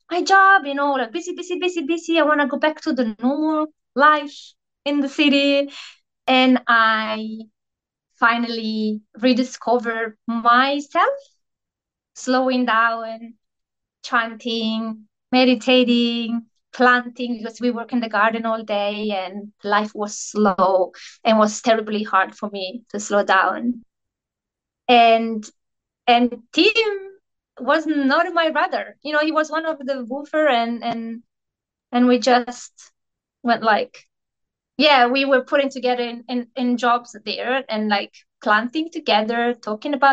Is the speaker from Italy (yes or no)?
yes; Italy; moved away as an adult; also born or lived in Australia; now in New Zealand; I'm originally from Italy and I'm living in New Zealand with my husband, which is from here